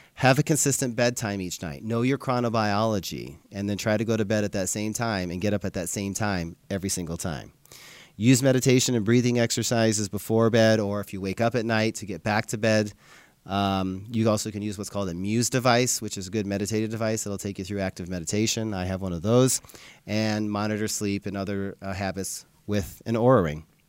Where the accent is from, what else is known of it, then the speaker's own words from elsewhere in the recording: Livingston, Montana, United States; I grew up in Montana, so I would ride my bike all over town in Livingston, Montana